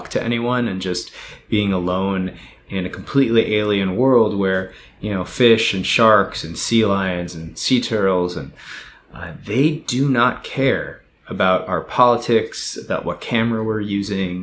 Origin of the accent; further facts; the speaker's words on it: United States; from my perspective as an American